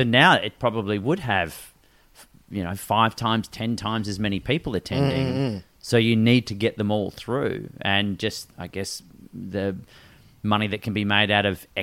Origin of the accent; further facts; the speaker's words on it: Perth, Western Australia, Australia; growing up in Perth